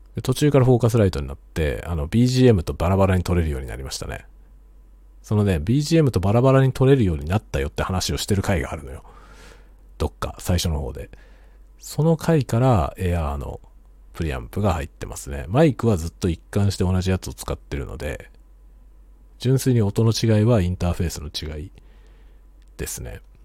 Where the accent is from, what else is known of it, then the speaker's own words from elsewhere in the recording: Tokyo, Japan; now in Hokkaido, Japan; 僕は元々が東京人なんで